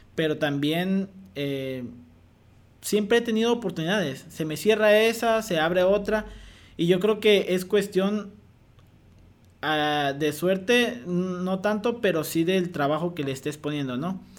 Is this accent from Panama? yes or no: no; Mexico; mexicanos tenemos un potencial enorme